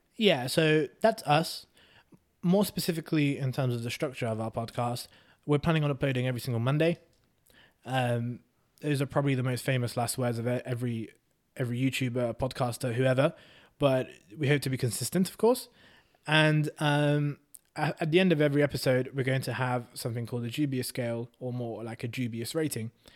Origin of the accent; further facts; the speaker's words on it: England, United Kingdom; also born or lived in Hungary; I moved to England when I was four